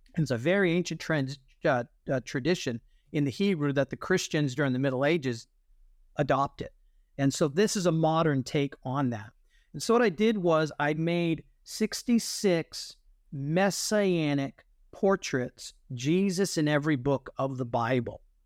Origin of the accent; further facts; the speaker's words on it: New England, United States; I grew up in New England